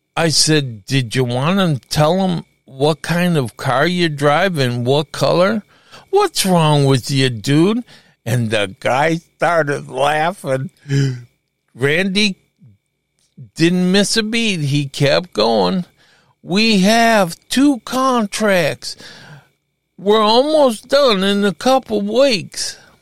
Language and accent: English; Chicago, Illinois, United States; I'm from Chicago